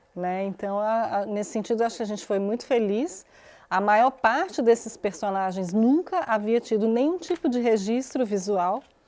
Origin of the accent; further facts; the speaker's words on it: Garanhuns and Recife, Pernambuco, Brazil; moved away; Eu fui criada no Nordeste